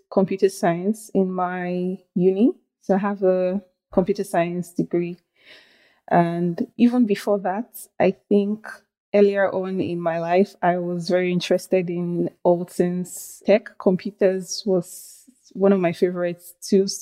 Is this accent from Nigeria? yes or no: yes; Nigeria; moved away as an adult; also born or lived in Benin; I grew up in Nigeria, but I went to school in a different country, close by country. It's called Benin Republic.